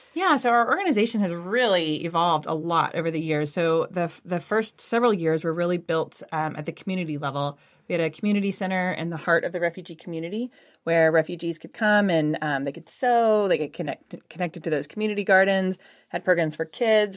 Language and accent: English; Houston, Texas, United States; moved away as an adult; now in Austin, United States; I'm originally from Houston, but came up to go to school, um, here at U T studying ecology, and then just stayed